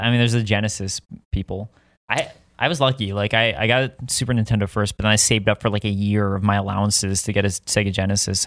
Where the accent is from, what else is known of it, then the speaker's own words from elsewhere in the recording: Deerfield, Illinois, United States; moved away; I grew up in Chicago